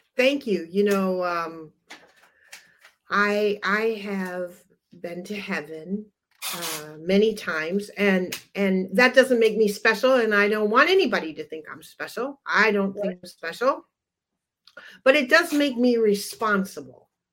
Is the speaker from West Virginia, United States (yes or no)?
no; Upper Michigan, United States; moved away; we're from Upper Michigan originally